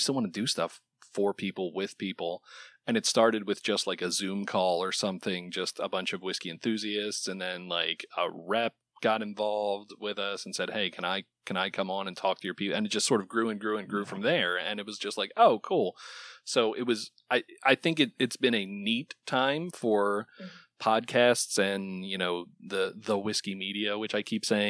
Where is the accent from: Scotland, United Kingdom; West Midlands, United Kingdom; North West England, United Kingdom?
Scotland, United Kingdom; Islay; I know it's hard to much like growing up on Isla, it's hard to not know all of the same people